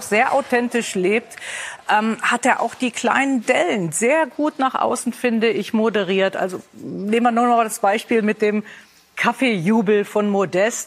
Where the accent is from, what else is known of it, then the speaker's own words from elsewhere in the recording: Rhineland, Germany; ich als Rheinländerin